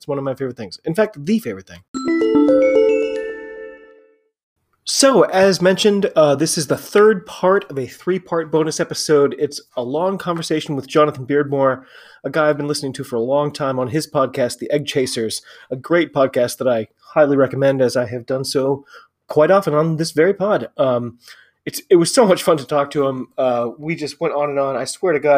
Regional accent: United States; I'm an American rugby fan

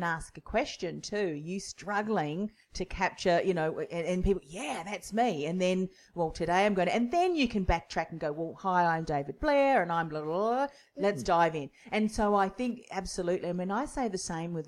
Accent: New Zealand; moved away; I'm originally from New Zealand too.

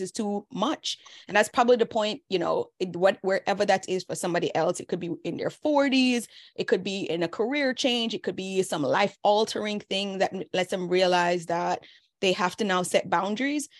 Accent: Jamaica; moved away; They know we're all Jamaican. They know that we came here fresh off the boat.

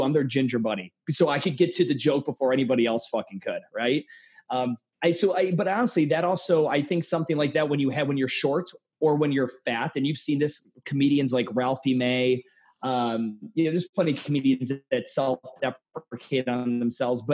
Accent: Cleveland, Ohio, United States; moved away; I'm from Cleveland. And I moved down here

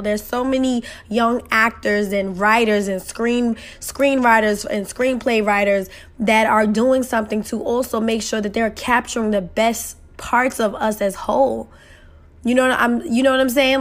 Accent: New York City, New York, United States; I'm that girl from Queens, New York, who parents struggle to y-, y-, make ends meet and make sure I had what I had.

